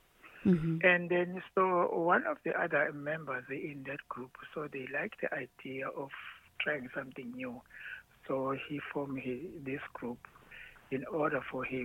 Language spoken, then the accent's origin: English; Ladysmith, KwaZulu-Natal, South Africa; we were born and raised in Ladysmith.